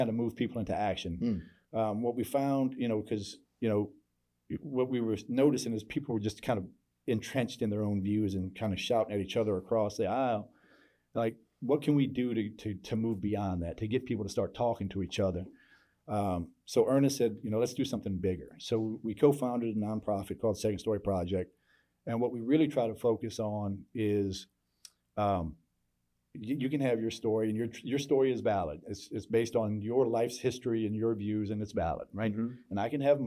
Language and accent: English; Norfolk, Virginia, United States; now in Houston, United States; I grew up in Norfolk, Virginia, in the, you know, it's a Navy town, real diverse